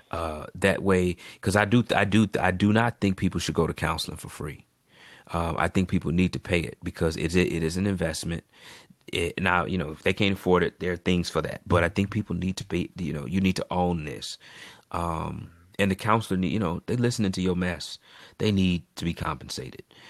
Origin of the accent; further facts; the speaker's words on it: United States; being African American